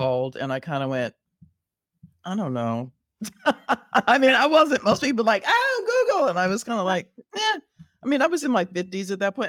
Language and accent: English; Southern California, United States; moved away as an adult; also born or lived in Riverside, California; now in Chicago, United States; I was born and raised in Southern California